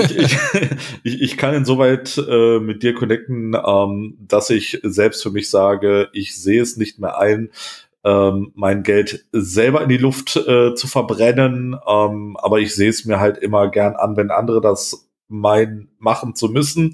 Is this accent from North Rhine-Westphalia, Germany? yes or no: yes; Wuppertal, North Rhine-Westphalia, Germany; in einer Großstadt wie äh, Wuppertal, wo ich groß geworden bin